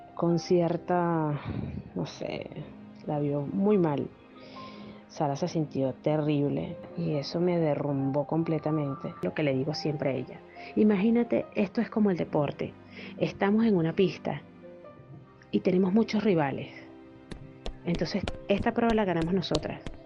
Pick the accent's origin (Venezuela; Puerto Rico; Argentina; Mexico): Venezuela; moved away as an adult; also born or lived in Ibarra, Ecuador; now in Peru; Salí de Venezuela un 2 de septiembre después del cumpleaños de mi hija